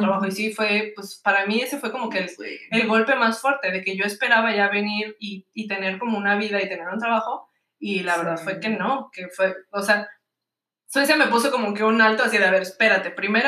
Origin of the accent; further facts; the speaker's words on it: Tijuana, Baja California, Mexico; also born or lived in United States; now in Malmö, Sweden; yo soy de Tijuana, California En el mero norte de México. Este, nací en Estados Unidos, pero me crié en Tijuana, así que yo digo que Tijuana es mi ciudad.